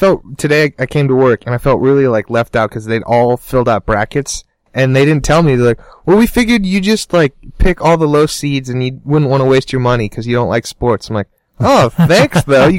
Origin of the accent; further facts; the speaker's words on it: Oregon, United States; moved away; I'm from Oregon